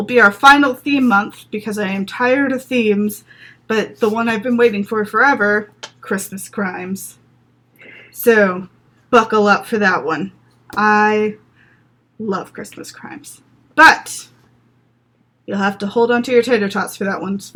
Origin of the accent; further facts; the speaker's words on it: the South, United States; now in Los Angeles, United States; I grew up in the South